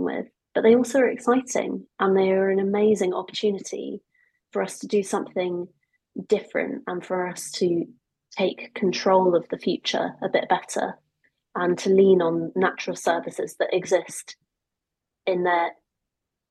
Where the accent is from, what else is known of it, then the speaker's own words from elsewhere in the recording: United Kingdom; also born or lived in Augusta, Georgia, United States; So I was born in Augusta, Georgia, in the deep south, and we moved here when I was just about to turn 5